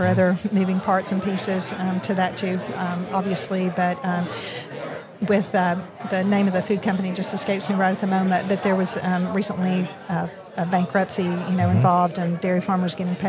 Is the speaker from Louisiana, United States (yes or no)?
no; Bledsoe County, Tennessee, United States; I grew up in Bledsoe County in southeast Tennessee.